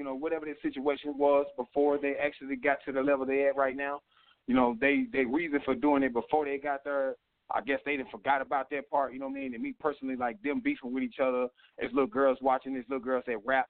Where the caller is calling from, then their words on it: Carroll, Illinois, United States; I'm calling from Carroll, Illinois.